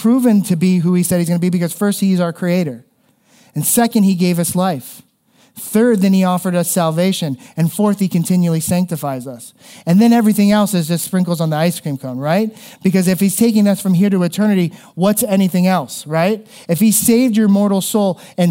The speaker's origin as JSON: {"language": "English", "region": "South Florida", "country": "United States", "tie": "born or raised there", "moved": "yes", "said": "where I grew up in South Florida"}